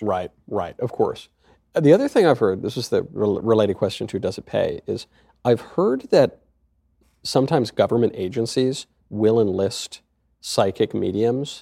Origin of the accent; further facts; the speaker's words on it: Westchester, New York, United States; I grew up in Westchester